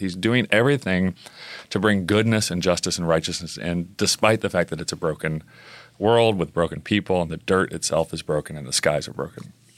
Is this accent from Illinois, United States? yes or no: no; Oklahoma, United States; I grew up in Oklahoma